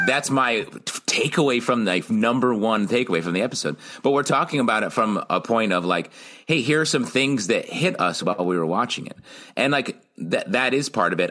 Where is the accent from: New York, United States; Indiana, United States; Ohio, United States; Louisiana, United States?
New York, United States; I grew up on the Canadian border in New York State